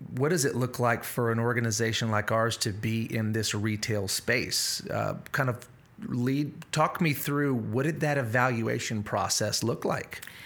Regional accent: South Louisiana, United States

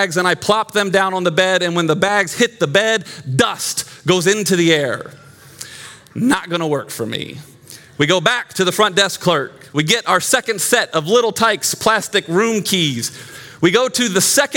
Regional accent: Glen Burnie, Maryland, United States; moved away; also born or lived in Johnson City, Tennessee; I grew up in Glen Burnie, Maryland

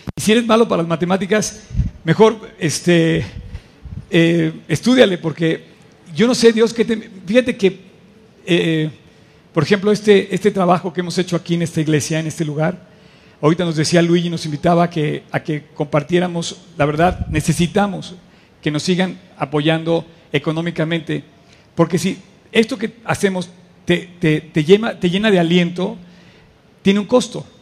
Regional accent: Mexico; como mexicanos

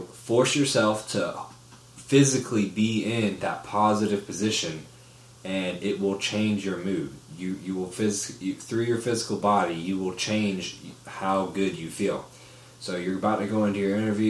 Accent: Orlando, Florida, United States; moved away; I'm from Orlando

